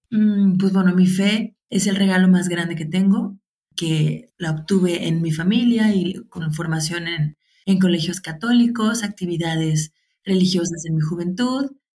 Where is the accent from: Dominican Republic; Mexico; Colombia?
Mexico; Guadalajara, Jalisco; soy de Guadalajara, México